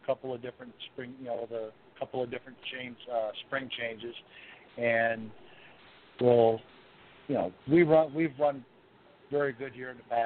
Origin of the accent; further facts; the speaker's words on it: Michigan, United States; I grew up in Michigan